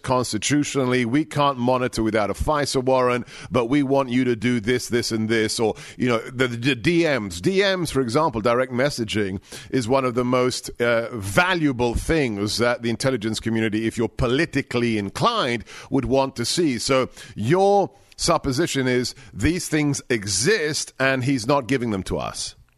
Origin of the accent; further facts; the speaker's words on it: England, United Kingdom; moved away; I grew up in England